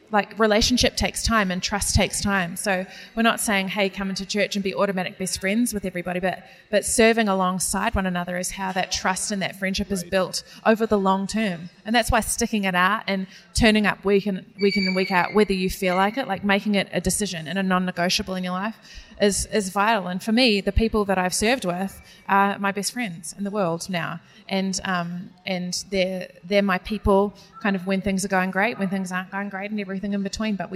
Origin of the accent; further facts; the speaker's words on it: New Zealand; accent: New Zealand; me trying to pronounce names of Italian pasta in a New Zealand accent.